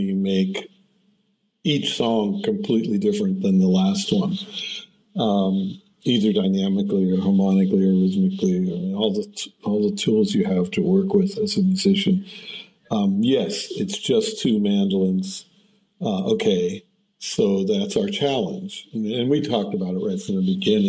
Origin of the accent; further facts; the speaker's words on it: United States; now in Germany; as an American mandolinist